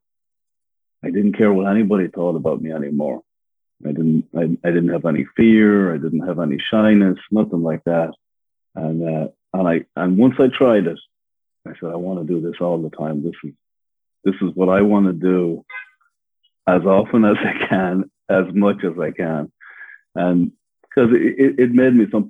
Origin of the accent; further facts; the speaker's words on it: Ireland; moved away as an adult; now in Los Angeles, United States; So yeah, I'm originally from Ireland, born and raised. I came to America when I was about 22, and I'm from the countryside in Ireland.